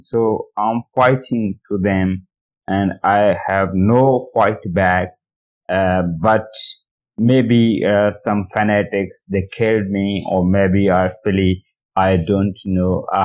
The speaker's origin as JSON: {"language": "English", "town": "Karachi", "region": "Sindh", "country": "Pakistan", "said": "from Karachi. I'm an atheist"}